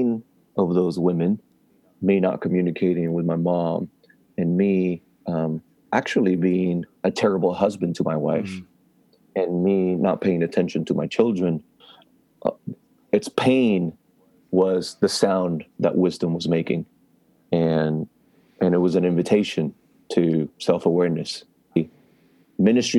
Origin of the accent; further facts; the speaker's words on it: Puerto Rico; moved away; being born and raised in Puerto Rico, not in a Christian background